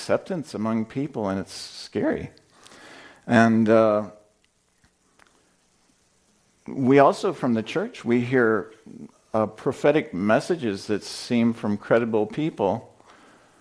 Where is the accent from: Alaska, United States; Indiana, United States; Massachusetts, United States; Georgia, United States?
Indiana, United States; I'm from Indiana. We have tornadoes there